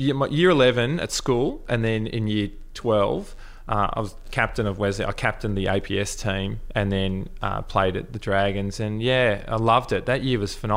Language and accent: English; Melbourne, Victoria, Australia; boy from Brighton